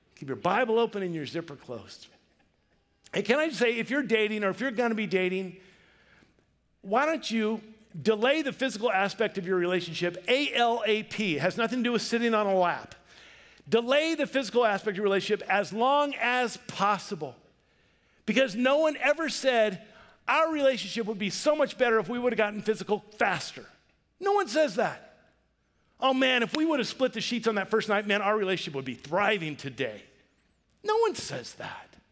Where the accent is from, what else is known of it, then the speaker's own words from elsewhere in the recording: Vancouver, Washington, United States; we grew up in Vancouver, Washington.